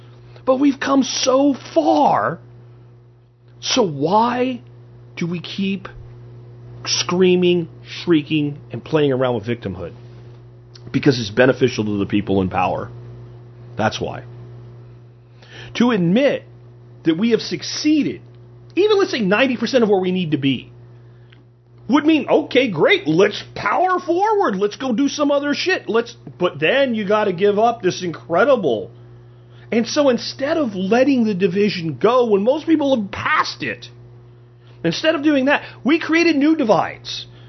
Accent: Pennsylvania, United States; also born or lived in New Jersey / Florida; now in Texas, United States; even though I was born in Jersey and grew up in Pennsylvania and Florida, I've lived here

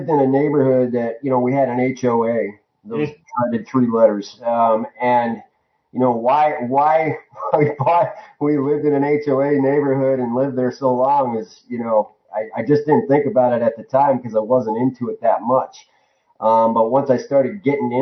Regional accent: Northeast Ohio, United States; moved away as an adult; also born or lived in Tucson, Arizona; now in Arizona, United States; I grew up in Northeast Ohio

